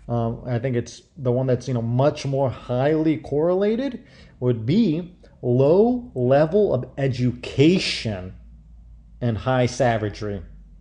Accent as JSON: {"language": "English", "region": "Midwest", "country": "United States", "tie": "born or raised there", "moved": "as an adult", "said": "I grew up in the Midwest"}